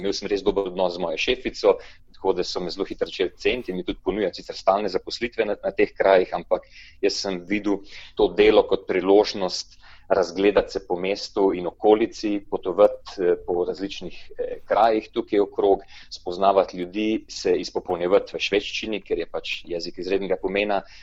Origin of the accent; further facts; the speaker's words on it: Slovenia; da sem iz Slovenije